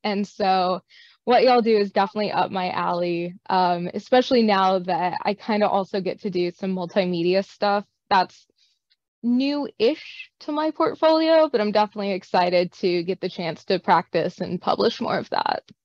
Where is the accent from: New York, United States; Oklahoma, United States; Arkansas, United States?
Arkansas, United States; Northeast; also born or lived in Nashville, Tennessee; I grew up in Northeast Arkansas originally